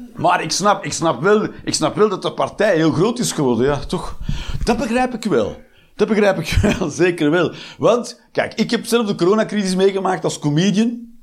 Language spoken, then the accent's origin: Dutch; Flanders, Belgium; now in Eindhoven, Netherlands; ik ben een Belg, een Vlaming